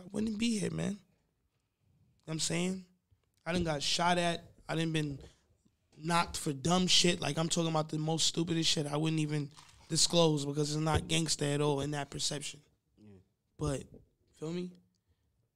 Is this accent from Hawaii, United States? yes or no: no; Long Island, New York, United States; I'm also from Long Island. From Long Island